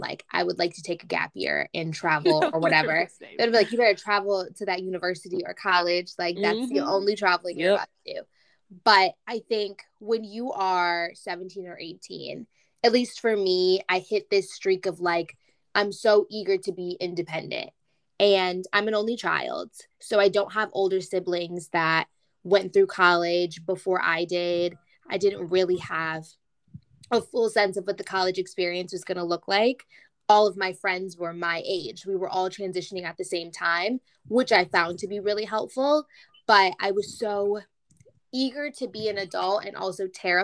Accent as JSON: {"language": "English", "region": "Michigan", "country": "United States", "said": "I'm from Michigan"}